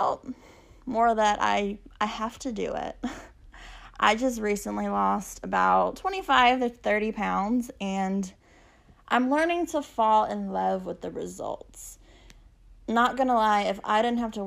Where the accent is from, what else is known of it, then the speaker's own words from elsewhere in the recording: Texas, United States; also born or lived in El Campo, Texas; I'm from Texas. I live in a small town called El Campo, which is about an hour southwest of Houston